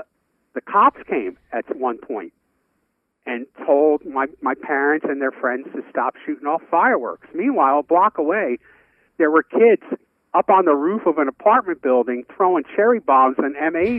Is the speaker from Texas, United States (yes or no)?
no; New York City, New York, United States; when I was growing up in Brooklyn, on July the 4th, there'd be about half a dozen families that would get together out on Washington Avenue